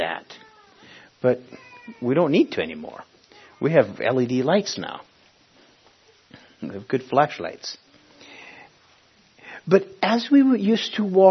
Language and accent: English; Honduras; Village where I was born in in Honduras, to this day doesn't even have electric